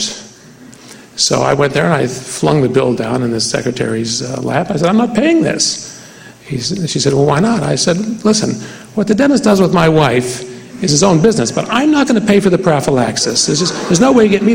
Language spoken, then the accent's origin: English; West Virginia, United States; I come from West Virginia